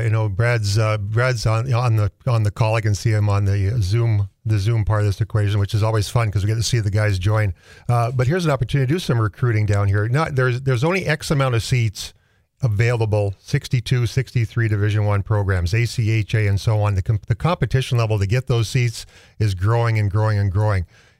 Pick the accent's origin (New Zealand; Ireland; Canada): Canada; Manitoba; I'm from Manitoba, so I'm very aware of that.